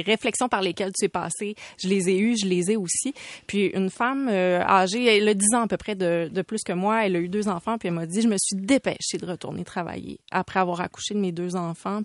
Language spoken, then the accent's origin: French; Saguenay, Quebec, Canada; Je viens du Saguenay